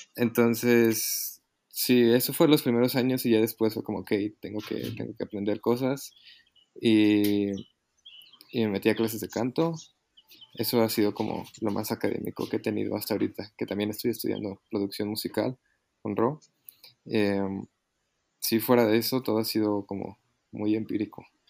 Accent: Mexico City, Mexico; soy de aquí, de, la Ciudad de México

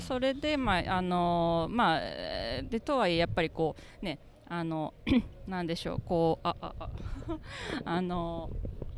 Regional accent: Uji, Kyoto, Japan; moved away as an adult; also born or lived in Offenbach am Main, Germany; now in Germany; 京都の宇治市です。

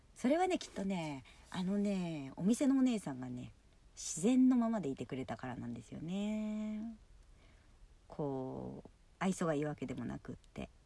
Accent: Yokohama, Kanagawa, Japan; 私地元が横浜なんですけど

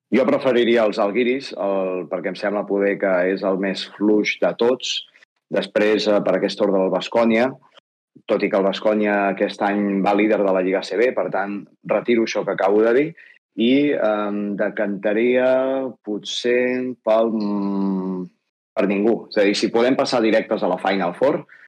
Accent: Manresa, Catalonia, Spain; sóc de Manresa

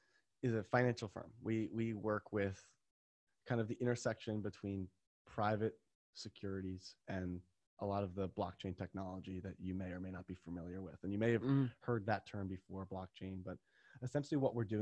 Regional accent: Doylestown, Pennsylvania, United States; moved away as an adult; now in Miami, United States; I'm from Philly. We're both Northeastern boys, both from Philadelphia, St. Doylestown, actually, we both are.

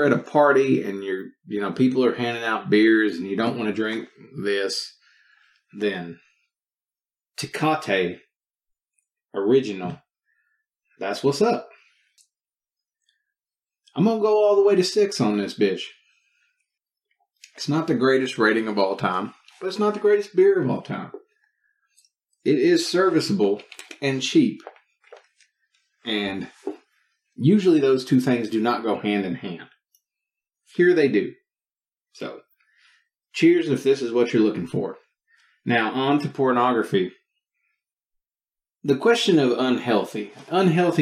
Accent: Texas, United States; I am from Texas

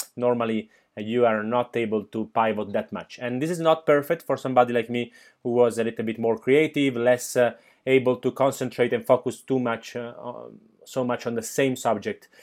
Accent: Milan, Lombardy, Italy; now in Barcelona, Spain; I was born in, uh, Milan, nineteen eighty-six.

